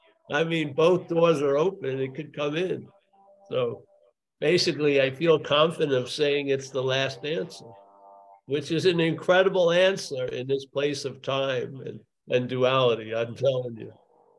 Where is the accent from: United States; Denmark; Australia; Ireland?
Ireland; I'm not from there. No, I'm from Ireland. Ireland.